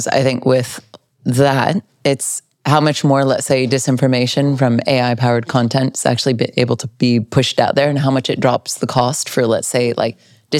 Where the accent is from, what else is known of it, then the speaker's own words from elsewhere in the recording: Cupertino, California, United States; moved away; also born or lived in Los Angeles; I grew up in Cupertino.